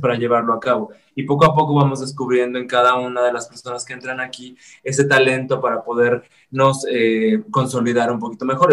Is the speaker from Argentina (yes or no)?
no; Zacatecas, Mexico; yo soy de Zacatecas